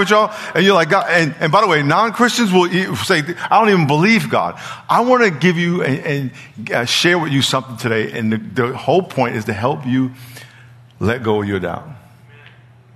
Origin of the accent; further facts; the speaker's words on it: New York, United States; now in San Diego, United States; I'm from New York